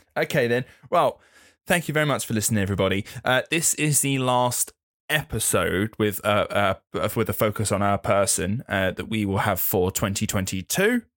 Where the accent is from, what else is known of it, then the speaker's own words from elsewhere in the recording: England, United Kingdom; being English